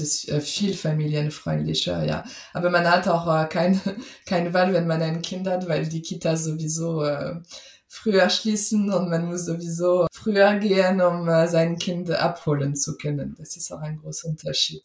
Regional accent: Paris, Île-de-France, France; German is a second language; moved away as an adult; now in Germany; ich war im Kindergarten in Paris

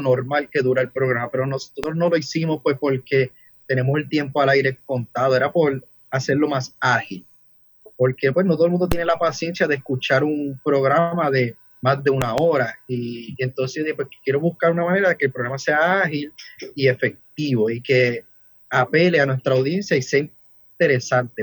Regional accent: Ponce, Puerto Rico; now in Vega, Puerto Rico; naturalmente de Ponce, pero vivo en Vega ya hace varios años

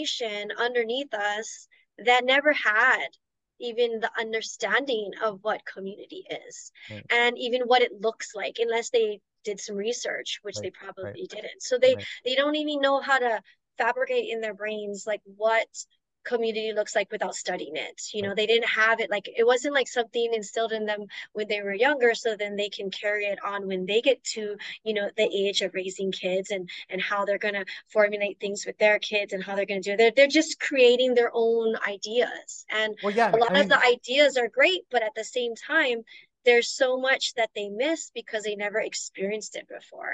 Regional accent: Honolulu, Hawaii, United States; I grew up in Nuuanu.

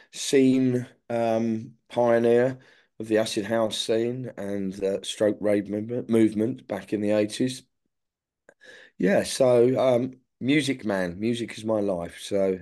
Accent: London, United Kingdom; I was born in the 60s. I grew up in the 1970s. What was London like? Exciting.

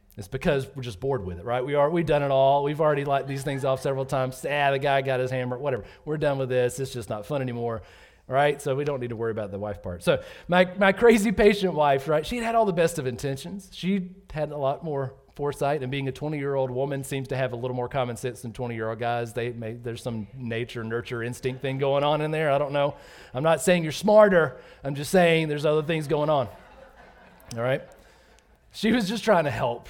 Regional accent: Georgia, United States; moved away as an adult; also born or lived in North Carolina; I grew up in Georgia

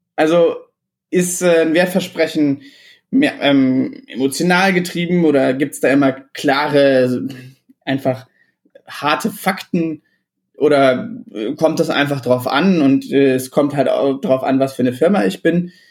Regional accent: Illertissen, Bavaria, Germany; moved away; ich komme aus Illertissen ursprünglich, das ist ein äh, kleines Kaff irgendwo im Süden

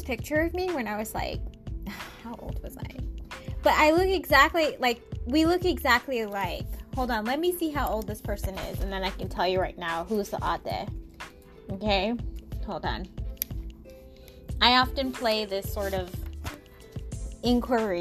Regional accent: Seattle, Washington, United States; I came from Seattle, you know, born and raised.

